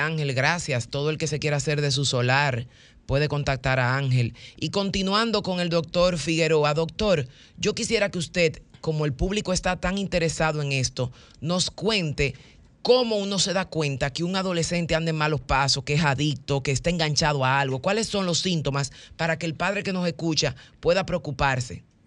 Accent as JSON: {"language": "Spanish", "country": "Dominican Republic", "said": "como buenos caribeños, que siempre tenemos este temperamento"}